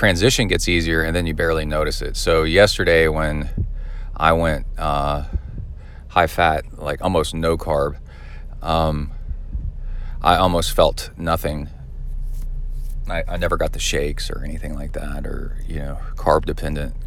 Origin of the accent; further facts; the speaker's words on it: Texas, United States; also born or lived in Southern California; I've lived most of my life in Texas, but I also lived in Southern California